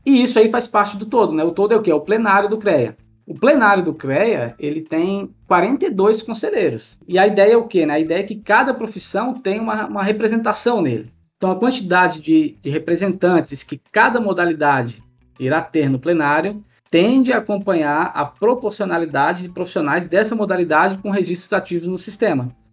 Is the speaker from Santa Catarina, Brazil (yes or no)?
yes; Florianópolis, Santa Catarina, Brazil; also born or lived in Goiás; now in Cuiabá, Brazil; sou natural de Florianópolis, mas há, ah, há tempos moro na, na região centro-oeste e alguns anos vim para Cuiabá por conta de trabalho